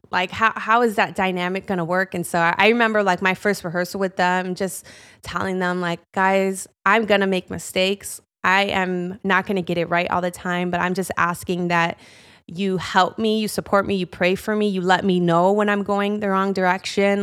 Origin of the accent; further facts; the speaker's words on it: Chicago, Illinois, United States; Born and raised in Chicago my whole life